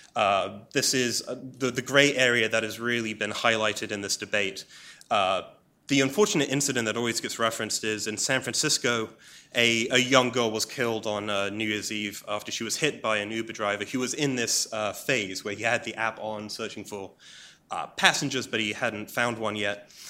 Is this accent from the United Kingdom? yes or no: yes; England, United Kingdom; as an Englishman